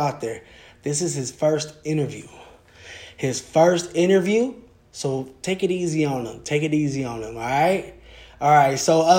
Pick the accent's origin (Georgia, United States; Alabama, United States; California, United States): California, United States; Sacramento; born there; now in Lancaster, United States; I was born in Sacramento when I moved out to SoCal out here in Lancaster.